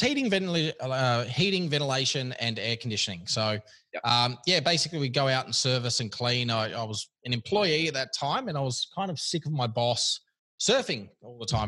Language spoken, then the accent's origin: English; Sydney, New South Wales, Australia; also born or lived in Kirra Beach, Queensland; I grew up here in Sydney and then moved as soon as I could uh, out of here.